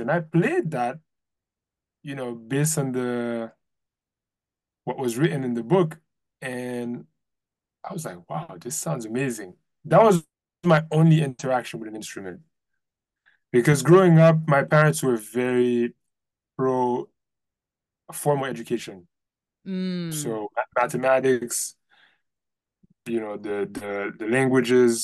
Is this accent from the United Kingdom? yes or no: no; Port-au-Prince, Ouest, Haiti; also born or lived in Providence; now in New York, United States; I grew up in Port-au-Prince, Haiti, in the 80s, 90s, late 80s, I was born then.